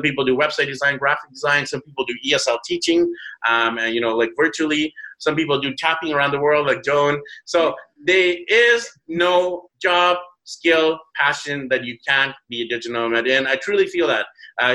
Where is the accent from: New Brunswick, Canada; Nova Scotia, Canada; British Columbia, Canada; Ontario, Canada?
British Columbia, Canada; Vancouver; moved away as an adult; my hometown of Vancouver